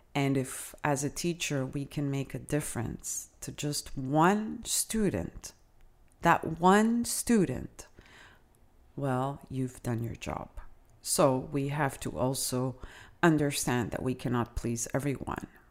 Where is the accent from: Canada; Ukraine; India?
Canada; first language Italian; English is a second language; I myself, as a Canadian